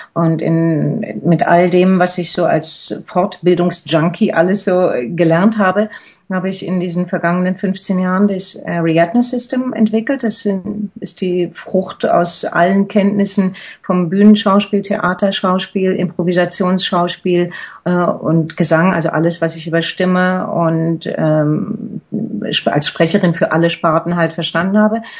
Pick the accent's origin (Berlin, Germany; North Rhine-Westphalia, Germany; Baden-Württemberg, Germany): Berlin, Germany; moved away as an adult; also born or lived in Zurich; als ich hier nach Berlin zurückgegangen äh, bin, in meine Heimatstadt